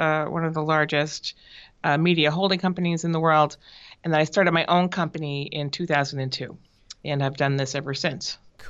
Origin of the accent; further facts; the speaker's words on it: Boston area, Providence, New England, United States; moved away as an adult; also born or lived in Minnesota / Los Angeles; now in San Francisco area, United States; I grew up on the East Coast, actually, in the Boston area, and then in Providence, where I went to high school. And then I went to college in Minnesota